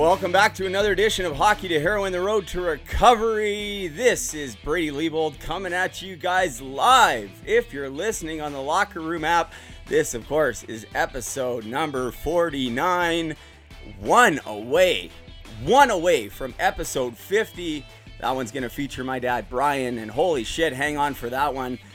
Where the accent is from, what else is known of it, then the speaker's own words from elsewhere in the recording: Port Coquitlam, British Columbia, Canada; moved away as an adult; also born or lived in Burnaby, British Columbia / Surrey, British Columbia; now in Utterson, Canada; I'm originally from Port Coquitlam, which is out west near Vancouver. Right now, I'm living in Ontario, in Muskoka, in Utterson.